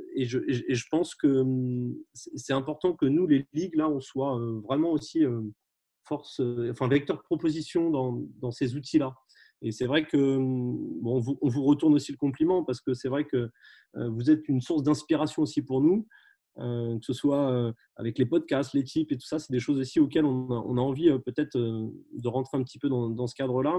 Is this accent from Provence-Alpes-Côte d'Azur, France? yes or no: no; Brittany, France; je suis breton d'origine, hein, on est très attaché à notre région